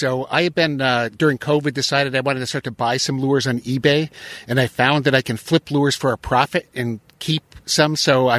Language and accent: English; Ohio, United States; I'm out here from Ohio visiting Maine